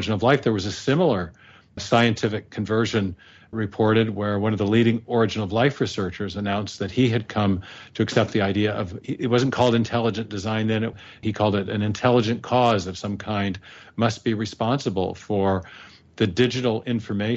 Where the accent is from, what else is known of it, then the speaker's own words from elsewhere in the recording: the Northwest, Pacific Northwest, United States; also born or lived in England; I was raised in the Northwest here. I'm in Seattle now.